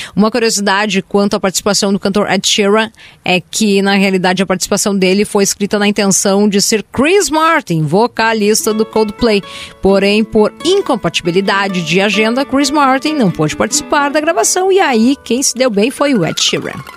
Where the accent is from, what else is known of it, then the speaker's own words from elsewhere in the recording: Rio Grande do Sul, Brazil; accent: gaúcho; meu sotaque gaúcho